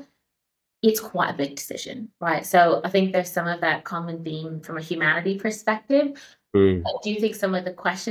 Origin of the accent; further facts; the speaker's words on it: United States; moved away as an adult; also born or lived in San Francisco; now in Australia; I am American